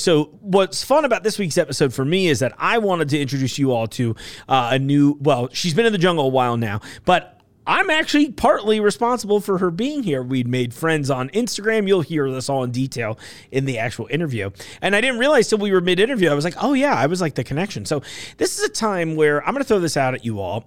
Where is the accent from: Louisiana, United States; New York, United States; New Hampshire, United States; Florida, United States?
New York, United States; moved away as an adult; also born or lived in East Coast; now in Kentucky, United States; I know I live in Kentucky now, but I'm like one of those dirty New York people